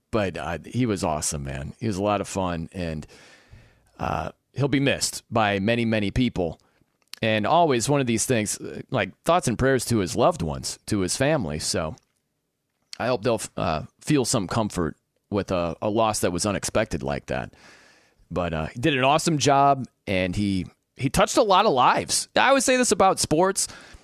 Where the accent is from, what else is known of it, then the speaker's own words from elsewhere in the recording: South Bend, Indiana, United States; when I think about Notre Dame football, because I'm from South Bend, Indiana